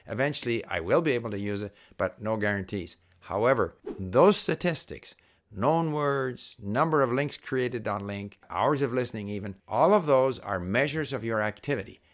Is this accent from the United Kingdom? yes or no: no; Canada; As a Canadian diplomat, I was paid to learn Chinese